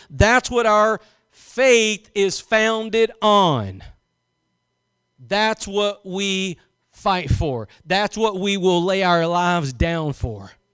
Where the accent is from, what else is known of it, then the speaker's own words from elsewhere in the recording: Louisiana, United States; I was born in Louisiana